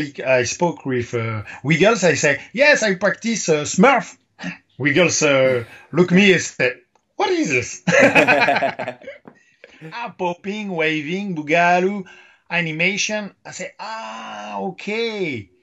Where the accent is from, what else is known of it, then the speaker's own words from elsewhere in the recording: Paris, Île-de-France, France; English is a second language; I'm from Paris.